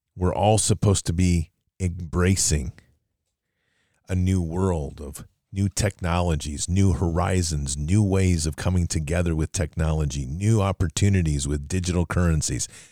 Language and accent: English; United States; as an American patriot